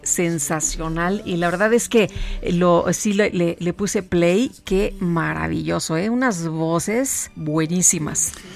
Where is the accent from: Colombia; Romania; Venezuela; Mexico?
Mexico; Acámbaro, Guanajuato; moved away; desde mi tierra a Cámbaro, Guanajuato